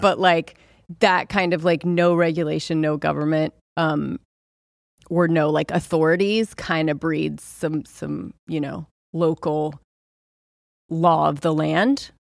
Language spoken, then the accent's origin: English; Southern California, United States; I grew up in Southern California